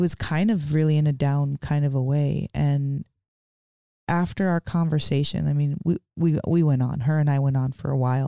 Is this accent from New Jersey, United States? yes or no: no; Portland, Oregon, United States; I'm from Portland.